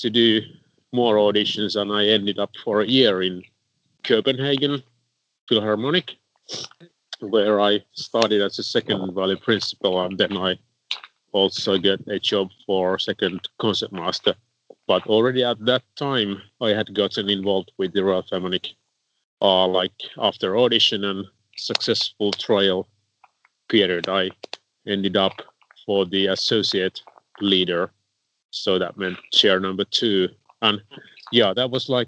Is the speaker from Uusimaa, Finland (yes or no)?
yes; Helsinki, Uusimaa, Finland; also born or lived in Turku; I came back for my hometown Helsinki